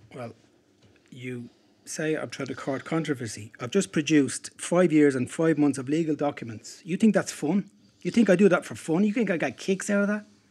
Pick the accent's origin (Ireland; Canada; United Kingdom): Ireland; Dublin, Leinster; Dublin, my hometown